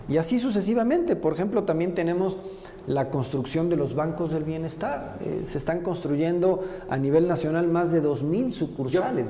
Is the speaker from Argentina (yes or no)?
no; Puebla, Mexico; poblano nací y poblano me moriré y, yo me considero más poblano que, que cualquier poblano. Yo, yo aquí me he desarrollado toda la vida